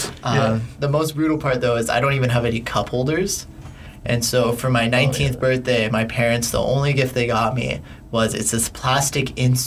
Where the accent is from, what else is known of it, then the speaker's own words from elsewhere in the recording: Surrey, British Columbia, Canada; I grew up in Surrey, BC. Yeah, for all my life, I still live there in my parents' basement.